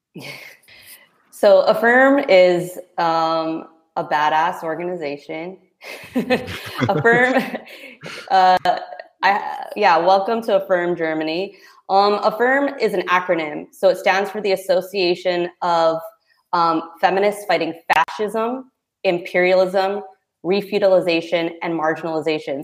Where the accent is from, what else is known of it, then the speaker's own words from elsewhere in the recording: Philippines; as a Filipina, you know, coming from a very religious background